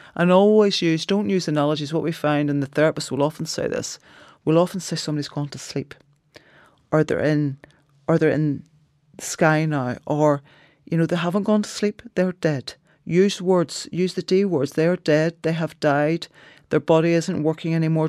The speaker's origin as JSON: {"language": "English", "country": "Ireland", "said": "culturally being Irish"}